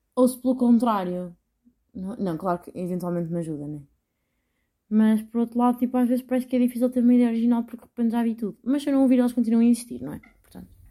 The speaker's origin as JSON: {"language": "Portuguese", "country": "Portugal", "accent": "strong regional accent of her home town", "said": "E eu estou com nojo do sotaque da minha terra. E eu, pessoa com mais sotaque à barreira que vocês vão conhecer"}